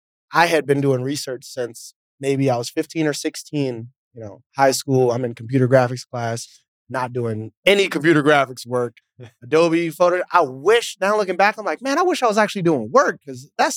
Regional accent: East Coast, United States; You know, growing up in the East Coast, it's cold. I get snow on my birthday a lot of times.

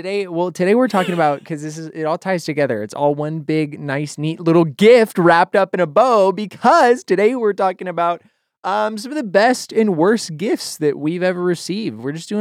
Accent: Idaho, United States; At the house that I spent most of my formative years growing up in Idaho, there was a corkscrew willow tree in the front yard.

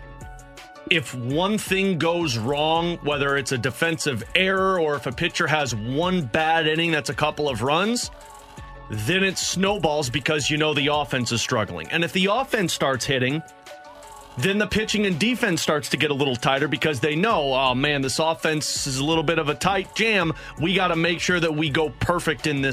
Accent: St. Louis, Missouri, United States; growing up in St. Louis

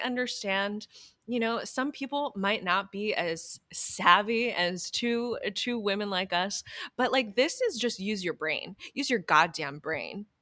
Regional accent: New Hampshire, United States; I am from New Hampshire

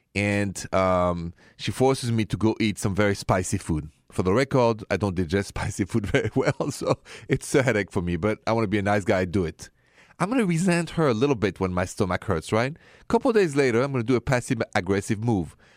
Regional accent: Paris, Île-de-France, France; accent: French; English is a second language; moved away; my accent, if it's the first time you hear this show, is French, straight from Paris.

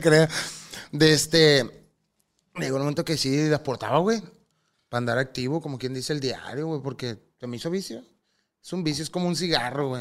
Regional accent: Angostura, Sinaloa, Mexico; Porque somos de donde mismo, yo soy angostura.

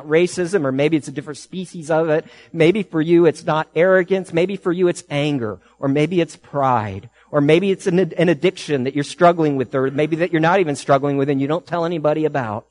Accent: United States; I'm an American.

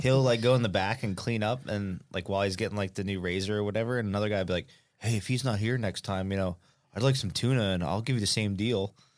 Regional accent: near Atlantic City, New Jersey, United States; moved away; Right near Atlantic City, little tiny island

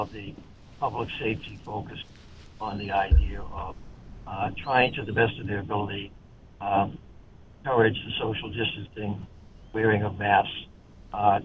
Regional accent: Boston, Massachusetts, United States; moved away; also born or lived in New York / Los Angeles; born in Boston

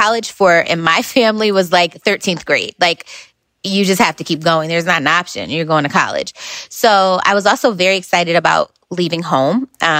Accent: New Haven, Connecticut, United States; So I am originally from New Haven, Connecticut.

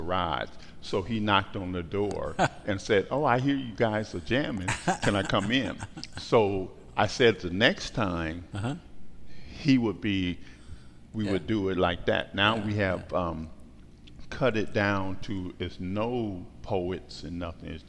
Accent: Los Angeles, California, United States; I'm from Watts, hung out in Compton

